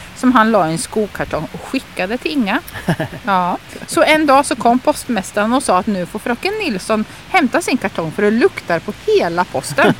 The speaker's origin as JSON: {"language": "Swedish", "region": "Östergötland", "country": "Sweden", "accent": "Östgötska", "said": "jag pratar ju östgötska"}